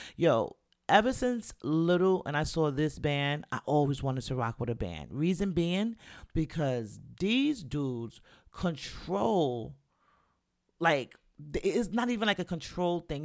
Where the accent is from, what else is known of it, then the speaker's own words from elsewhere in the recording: New York City, New York, United States; we grew up in the Bronx, and we had to deal with the Bronx from September to June